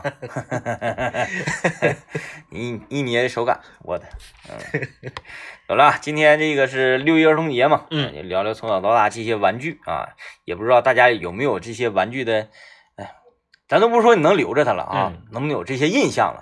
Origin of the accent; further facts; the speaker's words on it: Liaoning, China; 我们老家，辽宁老家的农村